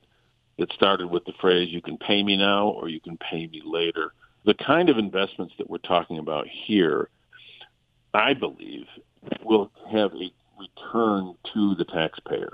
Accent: Flint, Michigan, United States; I represent Flint. I'm from Flint.

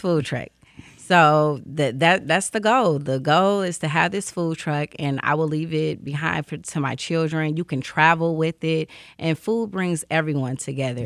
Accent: Detroit, Michigan, United States; I grew up on the east side of Detroit, um, East Warren area

